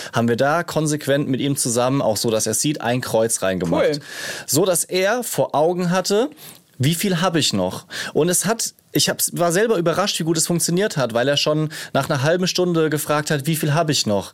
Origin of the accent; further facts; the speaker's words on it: Rhineland-Palatinate, Germany; ich komme aus der Pfalz